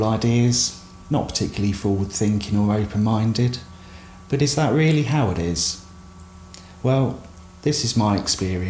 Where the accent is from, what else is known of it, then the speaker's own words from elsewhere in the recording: South of England, United Kingdom; accent: southern; moved away as an adult; also born or lived in Derby; Being from down south, my accent was picked up on straight away